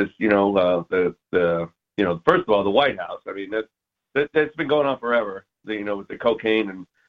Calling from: Sandy, Utah, United States; I'm calling from Sandy, Utah.

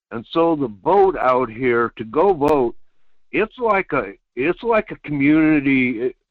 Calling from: Quinhagak, Alaska, United States; Yeah, good morning … in Quinhagak.

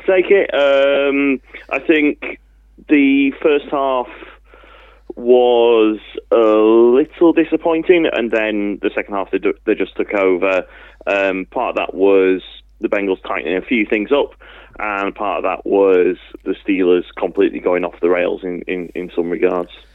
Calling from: Manchester, North West England, United Kingdom; I'm calling from Withington.

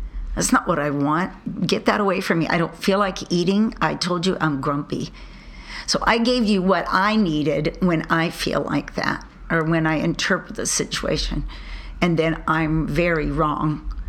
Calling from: California, United States; from California.

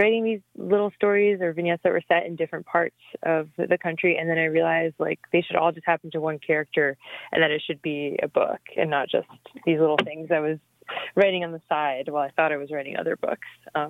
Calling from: Iowa City, Iowa, United States; I'm calling from Iowa City, Iowa, where I live.

